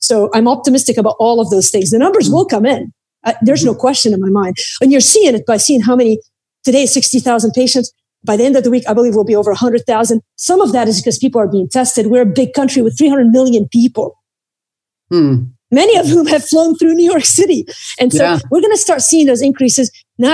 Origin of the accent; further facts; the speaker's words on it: Beirut, Beirut Governorate, Lebanon; I grew up in Beirut in the middle of the Civil War.